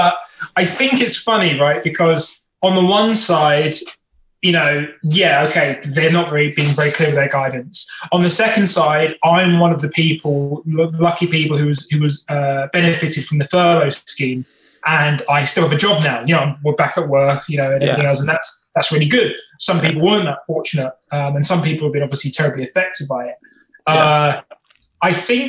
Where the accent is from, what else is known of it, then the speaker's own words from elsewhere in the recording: United Kingdom; being British